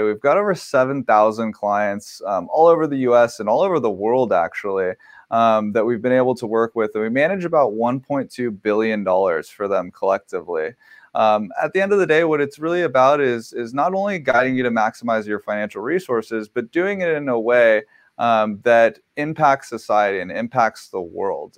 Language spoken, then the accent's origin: English; Southern California, United States; I grew up here in Southern California